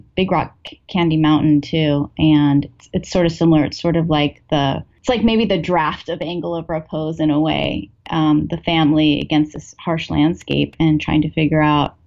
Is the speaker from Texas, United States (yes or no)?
no; California, United States; I grew up in California